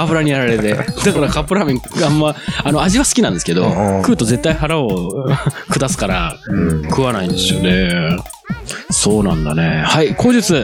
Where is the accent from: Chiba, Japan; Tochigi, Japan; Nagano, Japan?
Nagano, Japan; born or raised there